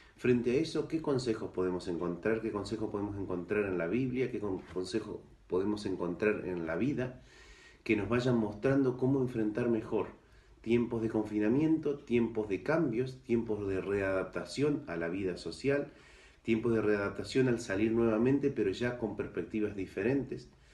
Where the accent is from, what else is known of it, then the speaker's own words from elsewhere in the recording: Argentina; now in Ceuta, Spain; originariamente soy argentino, ahí nací